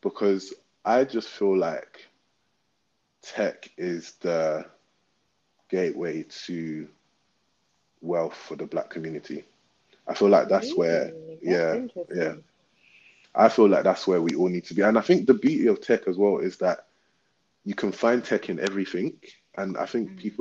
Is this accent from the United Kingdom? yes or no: yes; London, United Kingdom; we're from Southwark as well